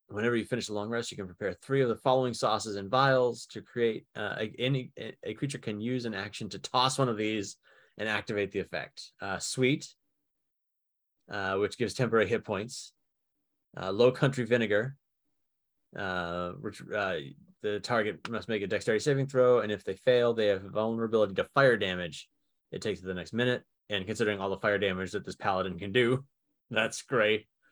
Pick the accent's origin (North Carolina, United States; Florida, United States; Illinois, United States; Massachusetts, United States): Massachusetts, United States; Somerville; moved away; I was born in Summerville, Massachusetts